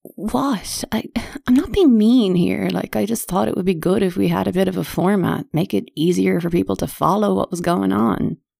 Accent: Ireland; being Irish and apologising all the time

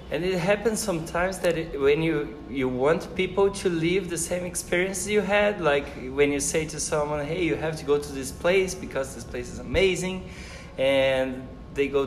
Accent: Brazil; also born or lived in Canada; I am a Brazilian and I am professor here in, at Univali

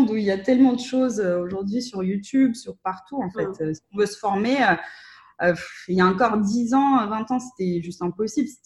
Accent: Russia; parce que comme je suis russe, euh, j'ai la chance de pouvoir euh, accéder au réseau de, de freelance russophones qui sont basés en Russie ou en Ukraine

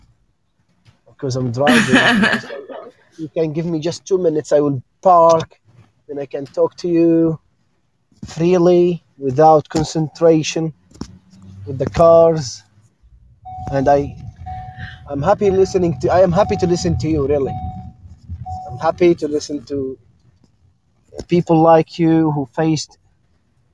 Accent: Jordan; I'm from Jordan.

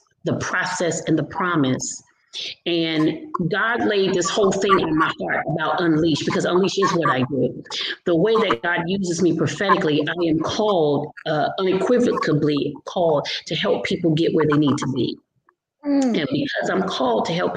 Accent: Providence, Rhode Island, United States; now in Upper Marlboro, United States; I am originally from Providence, Rhode Island. I live in Upper Marlboro, Maryland presently. I've been here since 1980.

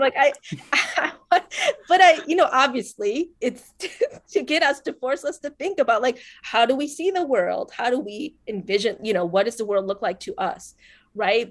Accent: Northwest Indiana, United States; also born or lived in Colombia; I'm from Northwest Indiana

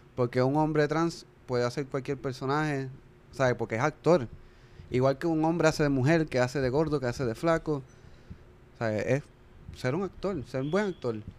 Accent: Puerto Rico; nosotros como latinos y como puertorriqueños en particular

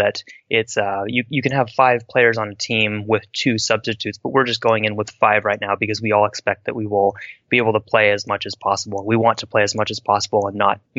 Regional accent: West Coast, United States; I'm from the West Coast

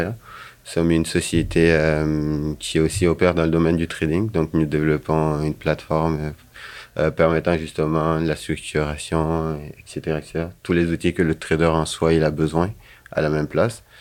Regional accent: Guinea; moved away as an adult; now in Sherbrooke, Canada; je suis arrivé de la Guinée en 2015 au Canada. {S0} Donc {S2} avant de venir ici, j'avais fait des études en sciences politiques.

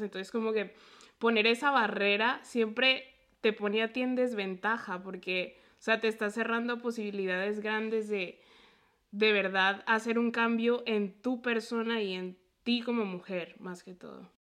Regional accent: a town near Puebla, Mexico; moved away; also born or lived in Colombia; yo crecí en un lugar donde nunca me sentí yo

